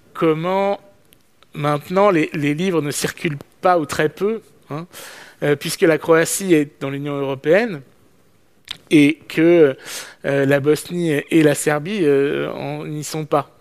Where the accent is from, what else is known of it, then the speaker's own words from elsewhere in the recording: France; je suis français